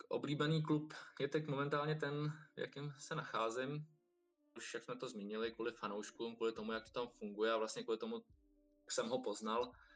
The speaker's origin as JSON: {"language": "Czech", "country": "Czechia", "said": "Jsme Češi"}